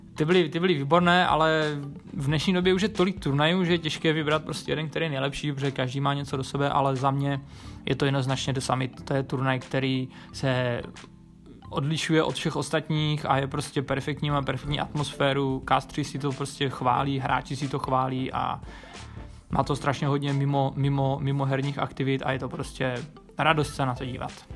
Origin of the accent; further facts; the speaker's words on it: Ostrava, Moravian-Silesian Region, Czechia; Pocházím z Ostravy a je mi 27 let.